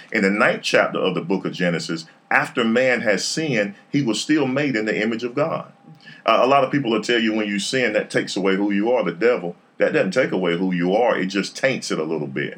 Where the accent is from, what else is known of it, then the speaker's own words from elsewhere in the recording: Raleigh, North Carolina, United States; I'm from Raleigh, born and raised. Went to Garner